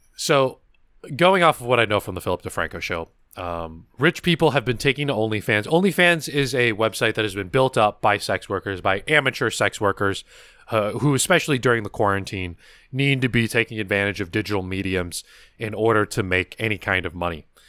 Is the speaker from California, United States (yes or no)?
yes; California, United States; accent: American; I was raised in California